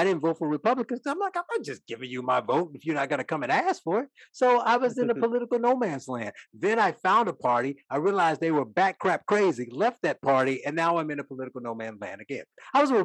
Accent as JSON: {"language": "English", "region": "Northwest Indiana", "country": "United States", "tie": "born or raised there", "said": "I grew up in Northwest Indiana"}